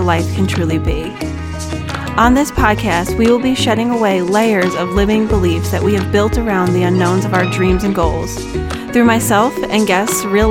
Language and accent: English; Long Island, New York, United States; moved away as an adult; also born or lived in Ohio / New Hampshire; now in Nevada, United States; my husband and I, originally, we are from Long Island, New York, and we have kind of moved all over the place pretty much since 2013.